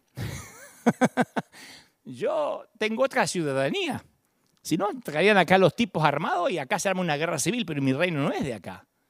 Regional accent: Argentina; de chiquitito me inculcaron, vos sos argentino

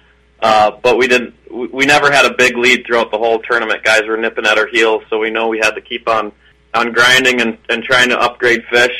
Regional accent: St. Cloud, Minnesota, United States; moved away as an adult; now in Bemidji, United States; St. Cloud, Minnesota, originally

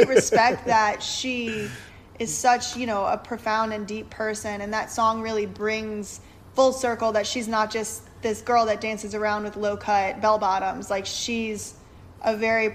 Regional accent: Louisiana, United States; I'm from Louisiana also

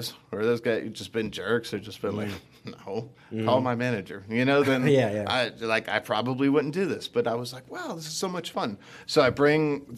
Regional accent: Philadelphia, Pennsylvania, United States; moved away as an adult; also born or lived in Clarksdale, Mississippi / Austin, Texas; now in Dallas, United States; I went to high school and middle school, high school, and college in Philly

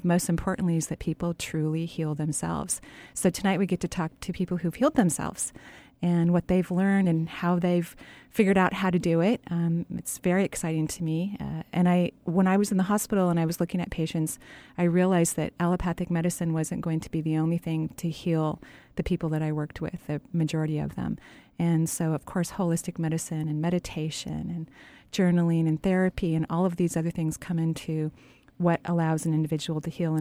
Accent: Seattle, Washington, United States; when I was growing up in Seattle, I'm a native, I lived in Seattle

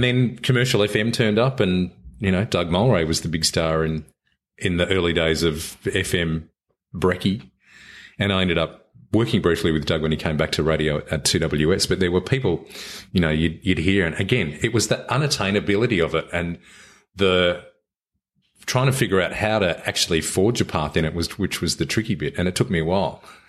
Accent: Sydney, New South Wales, Australia; I grew up in Sydney and went up to Bathurst Uni.

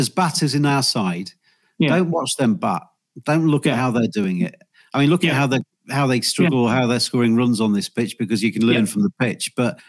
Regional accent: England, United Kingdom; as an Englishman

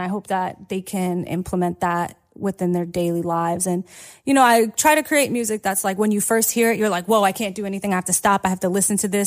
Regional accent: New York City, New York, United States; I grew up in Brooklyn

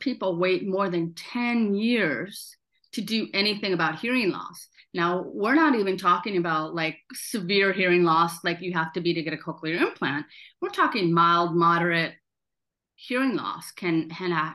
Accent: South Dakota, United States; I grew up in South Dakota

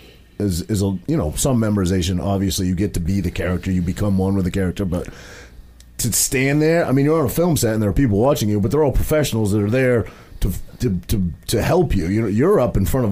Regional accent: Maine, United States; I'm a kid from a very small town in Maine. I grew up, you know, there was 800 people in my hometown of Maine.

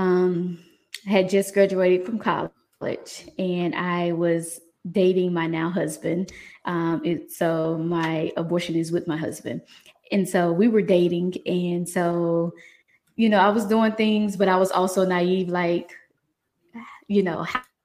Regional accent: Mississippi, United States; now in Atlanta, United States; I'm originally from Mississippi, so born and raised, bred, you know, country girl, but decided to move

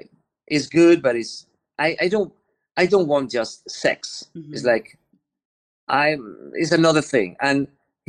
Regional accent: Spain; English is a second language; I'm from the Mediterranean. I'm Spanish

